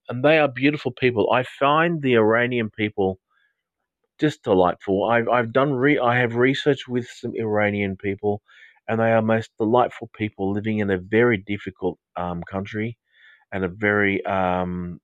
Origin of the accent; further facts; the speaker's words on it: Australia; I'm from Australia